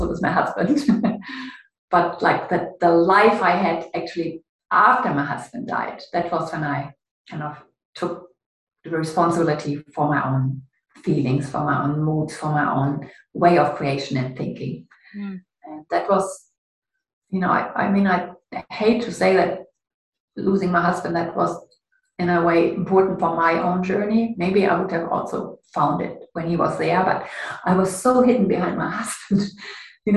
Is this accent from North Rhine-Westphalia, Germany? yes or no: yes; Ruhr area, North Rhine-Westphalia, Germany; moved away as an adult; also born or lived in Canada; it's in the Ruhr area. It's a bit gray and industrial and a lot of rain in my hometown.